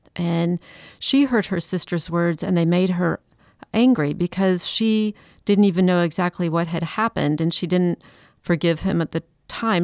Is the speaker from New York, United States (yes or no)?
no; Chicago, Illinois, United States; also born or lived in Atlanta; now in Charleston, United States; I'm from Chicago